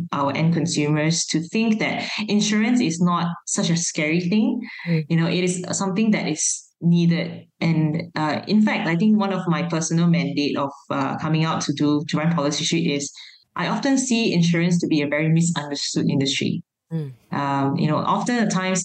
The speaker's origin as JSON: {"language": "English", "country": "Malaysia", "said": "as Malaysian startups. First of all, we are living in a multi-ethnic, multi-racial country"}